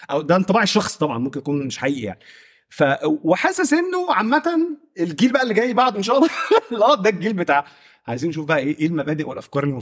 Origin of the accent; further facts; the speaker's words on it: Egypt; also born or lived in Gulf; وانا كنت مش ما كنتش يعني انفولفد قوي في التاريخ المصري يعني اتربيت في الخليج وكده فما كنتش قوي يعني مذاكر قوي تاريخ مصر